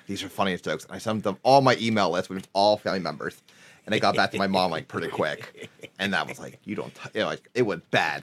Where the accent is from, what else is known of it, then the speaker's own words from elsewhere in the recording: Harrisburg, Pennsylvania, United States; I grew up in Har- outside, a little bit outside Harrisburg. I mean, my, my address is Harrisburg, Pennsylvania.